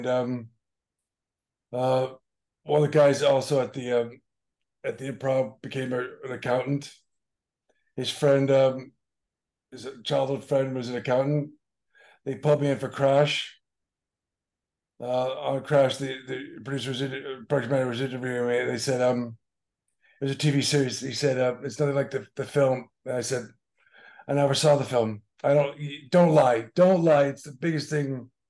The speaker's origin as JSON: {"language": "English", "town": "Boston", "region": "Massachusetts", "country": "United States", "said": "I'm from Boston."}